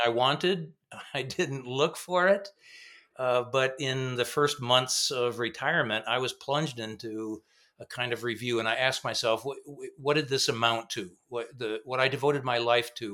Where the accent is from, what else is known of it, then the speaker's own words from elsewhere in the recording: Grand Rapids, Michigan, United States; also born or lived in Zurich, Switzerland; I grew up in Grand Rapids